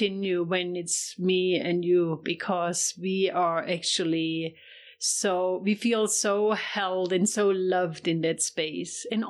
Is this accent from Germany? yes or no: yes; Germany; English is a second language; moved away as an adult; now in United States; I'm from Germany